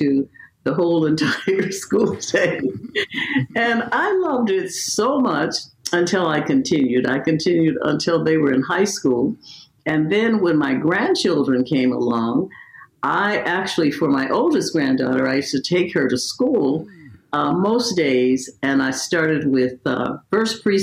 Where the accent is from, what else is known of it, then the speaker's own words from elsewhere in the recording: New Orleans, Louisiana, United States; now in Beverly Hills, United States; I was born in New Orleans, Louisiana. And so as a result of that, you know, we lived in a very small house